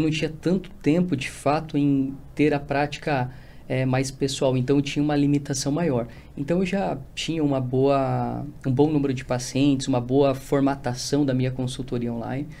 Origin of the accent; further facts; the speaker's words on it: Rio Grande do Sul, Brazil; moved away as an adult; now in São Paulo, Brazil; eu sou do Rio Grande do Sul